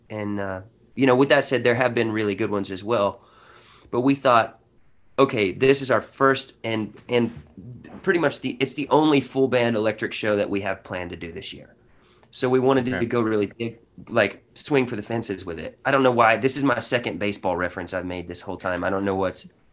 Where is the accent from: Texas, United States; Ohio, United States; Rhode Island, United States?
Texas, United States; Honey Grove; also born or lived in Paris, Texas; I come from a small town in Texas of 1,700 people